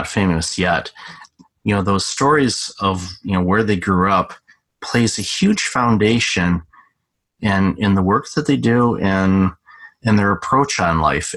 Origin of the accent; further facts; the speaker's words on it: Detroit, Michigan, United States; also born or lived in Chicago; now in Toronto, Canada; I'm originally from Detroit and spent some time in Chicago